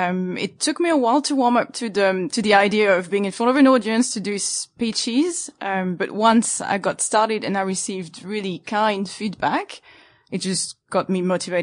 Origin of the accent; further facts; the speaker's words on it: Île-de-France, France; English is a second language; So English is my second language.